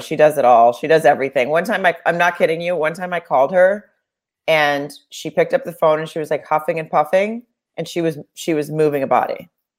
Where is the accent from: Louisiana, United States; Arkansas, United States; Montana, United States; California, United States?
Arkansas, United States; also born or lived in Germany / Miami / Texas / Virginia; we moved around a bunch when I was very, very young, but from the time I was 5-6 years old on, I was in Arkansas. But like, I was born in Germany, and then we lived in Miami, and we lived in Texas, and we lived somewhere in Virginia. But when they split up, we were in Dallas.